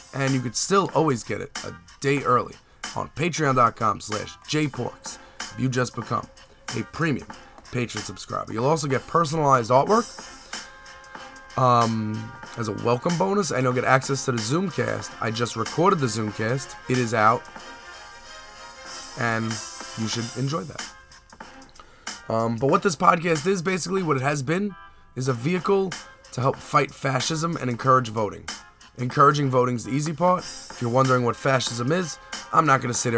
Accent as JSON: {"language": "English", "region": "New York", "country": "United States", "said": "as a New Yorker"}